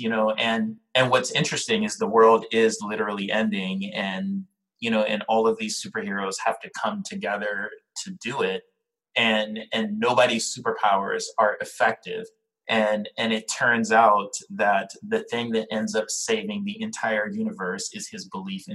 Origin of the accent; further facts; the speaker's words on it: Liberia; now in New York City, United States; I'm Liberian, I'm from Liberia